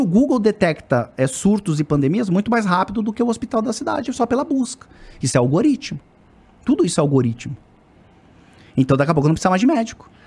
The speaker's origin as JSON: {"language": "Portuguese", "town": "Florianópolis", "region": "Santa Catarina", "country": "Brazil", "said": "Eu sou do sul ali, de Florianópolis"}